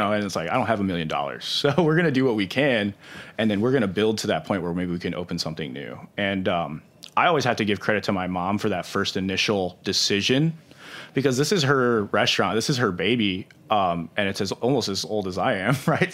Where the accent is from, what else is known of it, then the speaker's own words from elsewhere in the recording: St. Louis, Missouri, United States; I'm still from Saint Louis